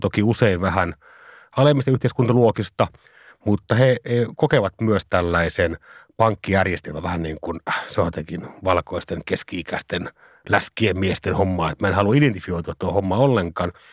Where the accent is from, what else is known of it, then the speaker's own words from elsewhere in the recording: Savonlinna, South Savo, Finland; mä pääsin pikkupoikana Savonlinnassa itä savolehdellä kokemaan sen tilanteen